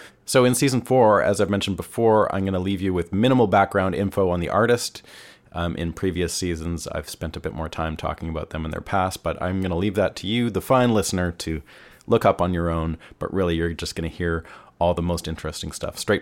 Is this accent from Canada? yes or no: yes; Canada; now in Nashville, United States; I'm Canadian. I'm living in the US